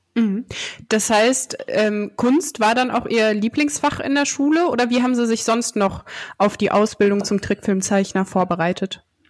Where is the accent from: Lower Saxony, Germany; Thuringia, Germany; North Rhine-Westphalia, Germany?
North Rhine-Westphalia, Germany; Dinslaken; dass wir beide in Dienstlaken aufgewachsen sind